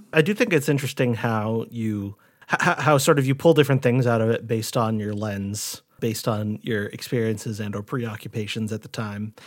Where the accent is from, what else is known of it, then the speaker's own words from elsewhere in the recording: Rhode Island, United States; When I was growing up in Rhode Island